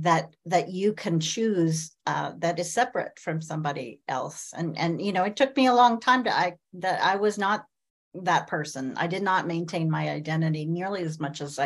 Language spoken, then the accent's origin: English; Midwest, United States; I grew up in the Midwest.